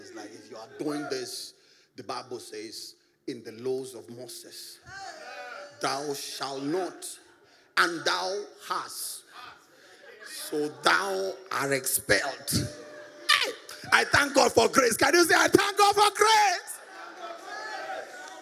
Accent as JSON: {"language": "English", "region": "Nairobi", "country": "Kenya", "said": "I came from Eastlands. Yeah, came from Eastlands"}